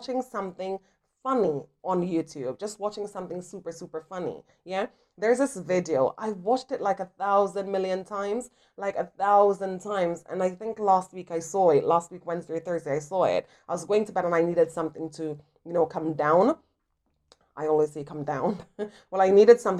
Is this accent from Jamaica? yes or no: yes; Jamaica; I am from Jamaica